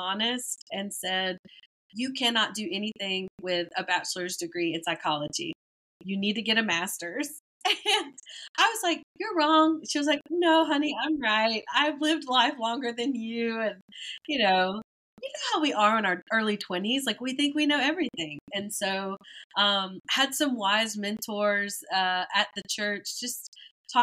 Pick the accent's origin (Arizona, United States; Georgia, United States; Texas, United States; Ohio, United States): Georgia, United States; Metcalf; moved away as an adult; also born or lived in Thomasville, Georgia; now in New Orleans, United States; I am from Thomasville, Georgia.